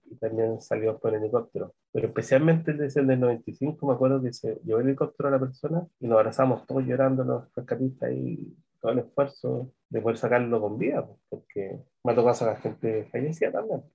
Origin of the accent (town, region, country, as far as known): Chile